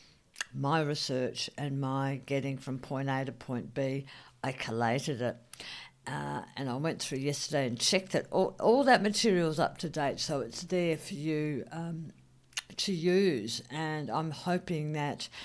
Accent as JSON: {"language": "English", "region": "South Australia", "country": "Australia", "said": "I'm South Australian"}